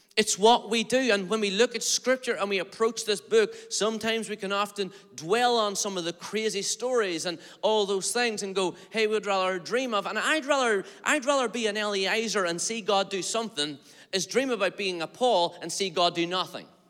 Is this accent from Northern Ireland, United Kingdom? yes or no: yes; Derry, Northern Ireland, United Kingdom; I'm from Derry, Stroke, Londonderry, Northern Ireland